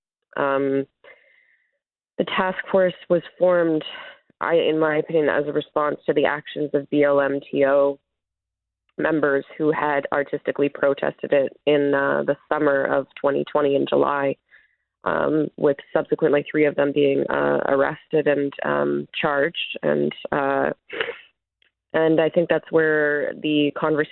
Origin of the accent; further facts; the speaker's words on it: Winnipeg, Manitoba, Canada; I'm from Treaty One territory in Winnipeg, Manitoba